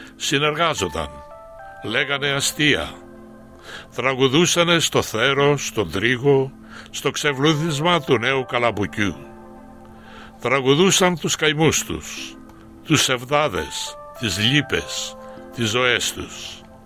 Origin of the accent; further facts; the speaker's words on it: Koskina, Western Greece, Greece; moved away as an adult; also born or lived in Athens, Greece; now in Australia; Κοσκινά είναι το χωριό μου, το χωριό που γεννήθηκα